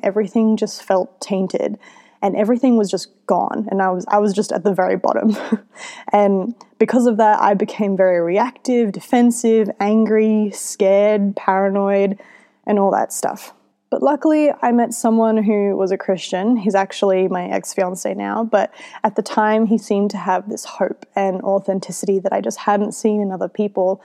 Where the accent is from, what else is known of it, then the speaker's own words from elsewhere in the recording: Australia; my mum, who is Filipino, she raised me in Australia